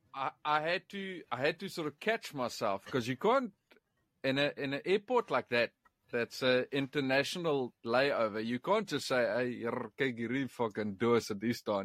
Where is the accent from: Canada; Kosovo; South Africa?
South Africa; English is a second language; moved away as an adult; now in East Yorkshire, United Kingdom; I'm South African.